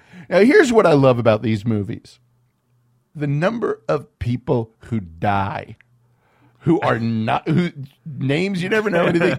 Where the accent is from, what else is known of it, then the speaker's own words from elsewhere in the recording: Los Angeles, California, United States; I grew up in South Central.